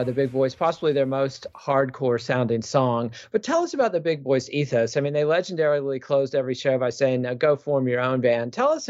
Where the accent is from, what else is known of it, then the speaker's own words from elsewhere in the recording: West Texas, United States; also born or lived in Austin, Texas; being a Texan and being from West Texas in particular